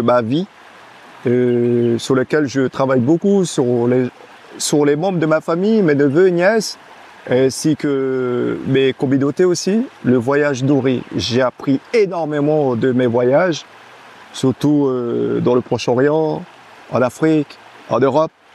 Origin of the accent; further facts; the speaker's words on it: Camopi, French Guiana; first language Teko; French is a second language; moved away; also born or lived in France (mainland); Je suis Kamopien, je suis né ici. Ma mère. a accouché de moi à Camopi. Je suis natif euh, à, 100% de Kabopi